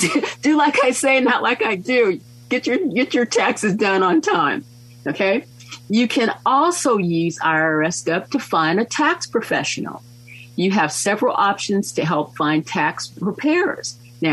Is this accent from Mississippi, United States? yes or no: yes; Mississippi, United States; moved away; My former spouse and I, we came from Mississippi. We lived overseas. We decided that we liked California.